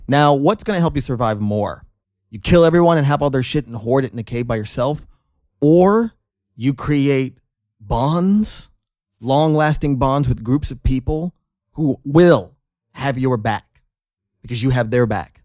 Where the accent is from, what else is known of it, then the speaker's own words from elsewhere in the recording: North Las Vegas, Nevada, United States; I grew up in North Las Vegas, North Town.